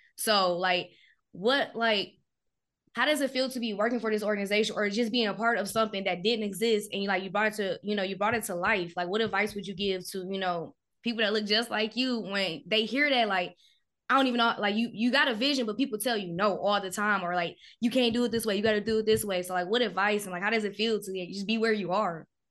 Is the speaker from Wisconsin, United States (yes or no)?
yes; Milwaukee, Wisconsin, United States; I'm from Milwaukee